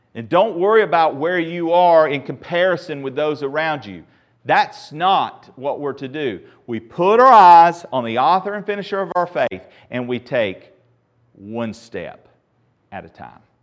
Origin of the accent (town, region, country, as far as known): United States